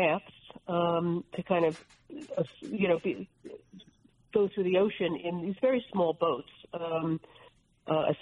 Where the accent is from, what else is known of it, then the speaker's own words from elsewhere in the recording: New Jersey, United States; I'm from New Jersey.